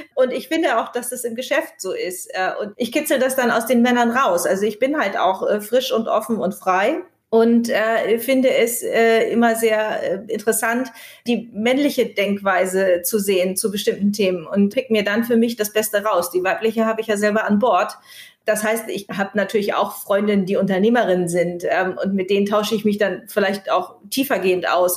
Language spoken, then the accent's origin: German; Kiel, Schleswig-Holstein, Germany; moved away; also born or lived in Berlin; ich bin ja gerade aus Berlin zurück nach Kiel gekommen. Ich war 20 Jahre nicht, nicht in Kiel